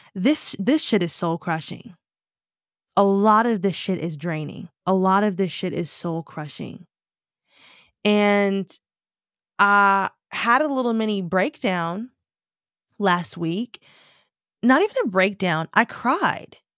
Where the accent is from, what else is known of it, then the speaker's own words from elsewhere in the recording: United States; moved away; I'm black American.